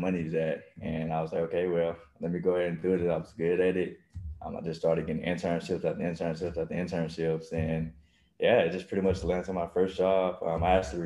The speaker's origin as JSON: {"language": "English", "region": "Mississippi", "country": "United States", "moved": "as an adult", "lives_now": "Texas, United States", "said": "I'm from Mississippi. So I came, actually moved out to Texas for a track"}